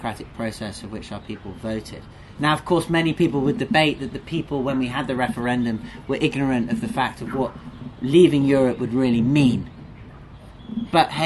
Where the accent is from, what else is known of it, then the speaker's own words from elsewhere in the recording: England, United Kingdom; moved away; as a Brit, as somebody from England who's been away for a long time